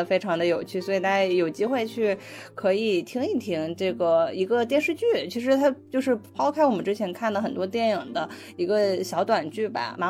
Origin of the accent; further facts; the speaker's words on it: Northeast China, China; 作为一个东北人的我